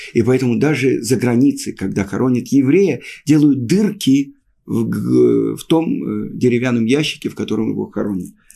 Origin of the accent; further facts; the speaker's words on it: Russia; moved away as an adult; also born or lived in Moscow, Russia; now in Israel; мы, люди из России